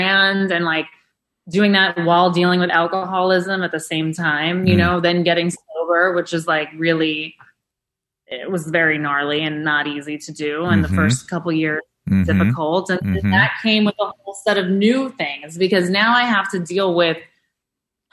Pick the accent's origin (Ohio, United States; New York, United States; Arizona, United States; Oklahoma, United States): New York, United States; New York City; my years growing up in New York City and growing up in Chelsea